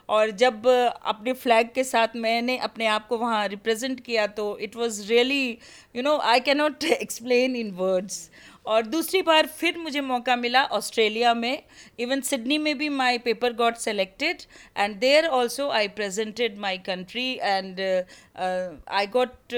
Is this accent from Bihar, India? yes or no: yes; Bihar, India; मैं बिहार से आती हूँ